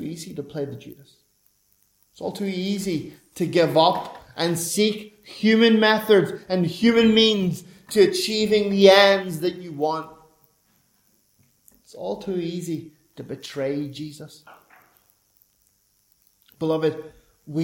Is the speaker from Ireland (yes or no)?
yes; Ireland; I'm an Irishman